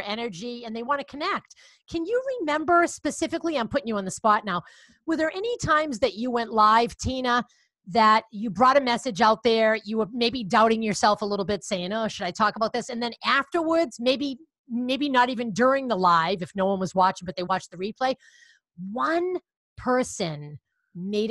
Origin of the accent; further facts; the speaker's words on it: Boston, Massachusetts, United States; accent: Boston; I have a Boston accent because I am from Boston